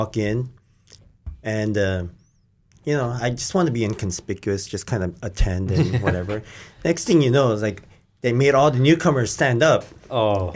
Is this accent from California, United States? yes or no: no; Hawaii, United States; moved away as an adult; I grew up in Hawaii, so I didn't go to church